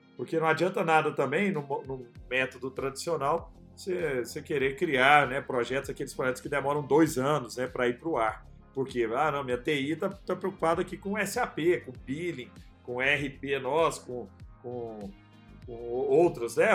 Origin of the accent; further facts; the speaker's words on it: Araguari, Minas Gerais, Brazil; E eu sou um cara do interior, né? Sou nascido em Araguari, Herigueri, Triângulo Mineiro